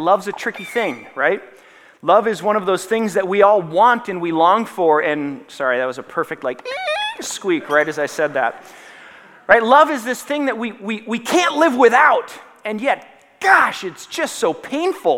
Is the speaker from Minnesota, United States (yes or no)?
yes; Minnesota, United States